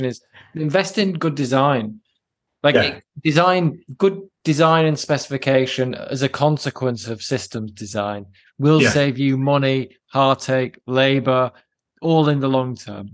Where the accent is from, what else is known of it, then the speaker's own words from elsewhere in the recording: United Kingdom; the Brits amongst us